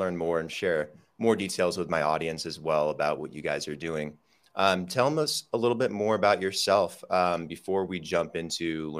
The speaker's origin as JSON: {"language": "English", "country": "United States", "moved": "yes", "lives_now": "Medellin, Colombia", "said": "I'm currently living in Medellin, Colombia, and I'm from the United States"}